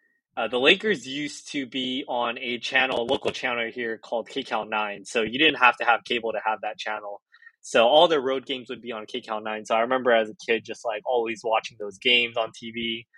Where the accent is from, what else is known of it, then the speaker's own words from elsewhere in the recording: Orange County, California, United States; being a kid from LA, right, and like growing up in Orange County